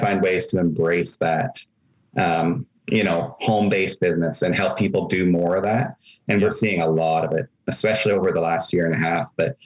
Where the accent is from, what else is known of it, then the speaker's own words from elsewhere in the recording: Meaford, Ontario, Canada; my hometown in Meaford